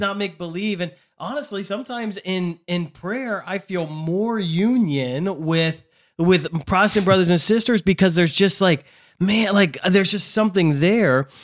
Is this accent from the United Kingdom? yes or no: no; United States; We're we're American Catholics